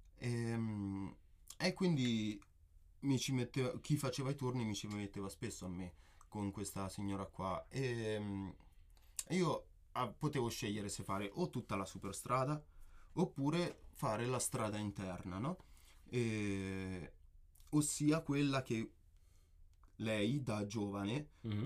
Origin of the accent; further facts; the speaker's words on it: Perugia, Umbria, Italy; sono perugino, eh, nato e cresciuto qua